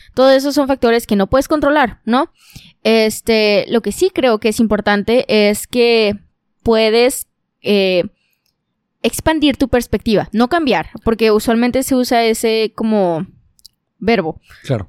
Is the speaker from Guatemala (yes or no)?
no; Monterrey, Nuevo León, Mexico; también soy regia